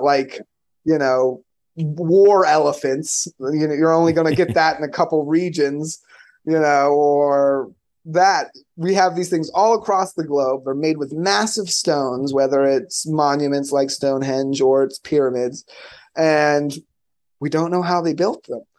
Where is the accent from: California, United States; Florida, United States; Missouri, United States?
Florida, United States; I'm from Florida